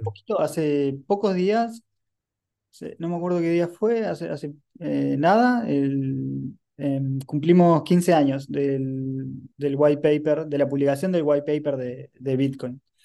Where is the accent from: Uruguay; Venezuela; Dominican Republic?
Uruguay; soy un emprendedor uruguayo